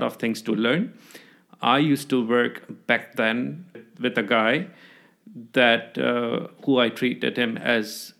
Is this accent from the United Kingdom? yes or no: no; Jakarta, Indonesia; moved away as an adult; also born or lived in Algeria; now in Australia; I did my school, my university education back in Jakarta.